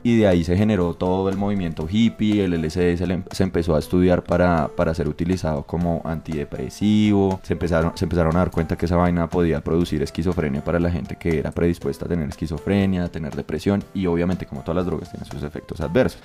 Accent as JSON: {"language": "Spanish", "country": "Colombia", "said": "nosotros que somos colombianos"}